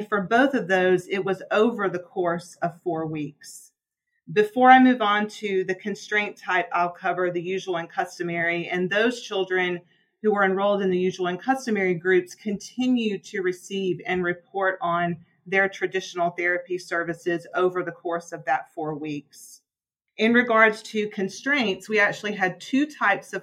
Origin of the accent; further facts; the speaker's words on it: Birmingham, Alabama, United States; moved away; also born or lived in Virginia; I'm originally from Birmingham, Alabama